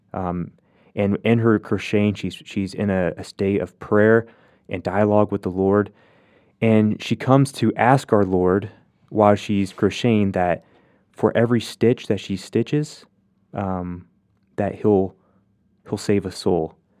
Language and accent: English; Hoxie, Kansas, United States; moved away; growing up in Hoxie, we lived a block away from the church